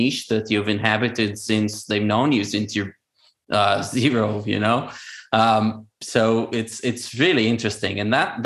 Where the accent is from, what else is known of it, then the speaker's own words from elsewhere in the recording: Israel; first language Hebrew; English is a second language; moved away as an adult; also born or lived in Georgia, United States; I did not speak Hebrew for 2 months. And this is my native language